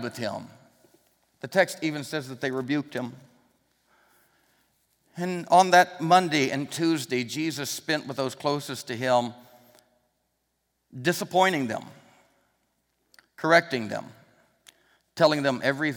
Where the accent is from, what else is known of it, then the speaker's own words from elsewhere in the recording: Arkansas, United States; I'm from Arkansas